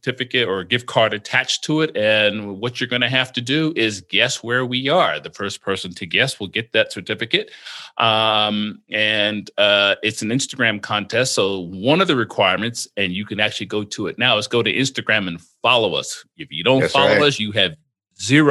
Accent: Atlantic City, New Jersey, United States; now in Las Vegas, United States; I was born in Atlantic City, New Jersey. I was born there long before the casino showed up

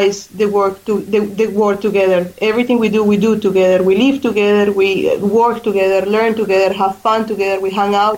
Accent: Colombia; English is a second language; moved away as an adult; also born or lived in Australia; now in Ireland; I was born in Colombia, where I live most of my life

